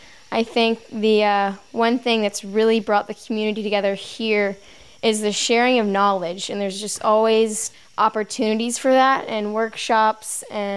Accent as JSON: {"language": "English", "town": "Charleston", "region": "South Carolina", "country": "United States", "said": "I'm from Charleston, South Carolina."}